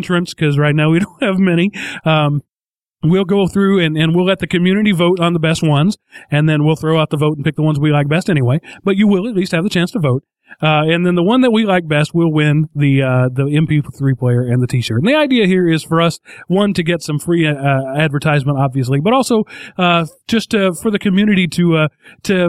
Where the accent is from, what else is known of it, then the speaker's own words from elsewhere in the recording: United States; being an American